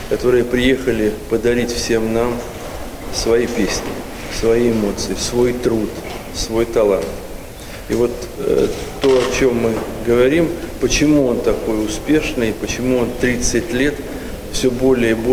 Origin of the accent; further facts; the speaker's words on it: Armenia; now in Vitebsk, Belarus; Я армянин, живу в Витебске, поэтому Беларусь в целом.